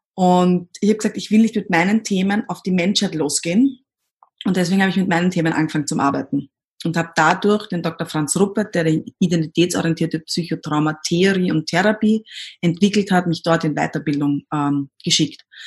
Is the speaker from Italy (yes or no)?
no; Austria; accent: Austrian dialect; also born or lived in Himberg, near Vienna; ich komme aus Österreich, wie man wahrscheinlich bei, meiner, bei meinem Dialekt hört